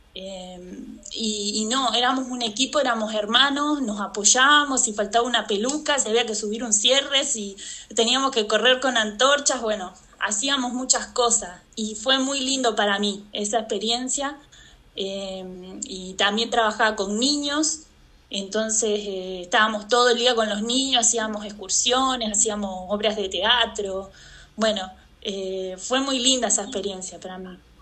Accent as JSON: {"language": "Spanish", "region": "Santa Fe", "country": "Argentina", "tie": "born or raised there", "also_born_or_lived": "Ushuaia", "moved": "as an adult", "said": "yo nací en Santa Fe, en Argentina, que es el norte de Argentina"}